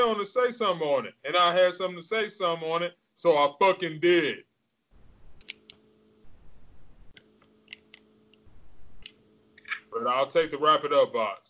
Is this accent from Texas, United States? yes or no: no; Detroit, Michigan, United States; I grew up in Metro Detroit. I grew up in technically the suburbs